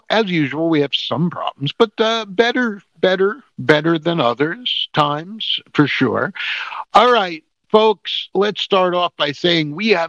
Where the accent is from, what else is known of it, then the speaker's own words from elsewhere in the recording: New Jersey, United States; We are stupid comedians from New Jersey